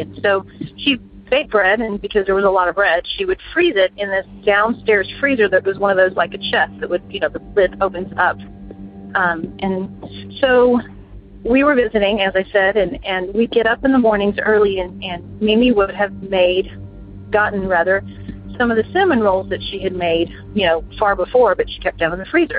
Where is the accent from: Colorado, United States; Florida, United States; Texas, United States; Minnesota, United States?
Texas, United States; Houston; I'm from Houston, Texas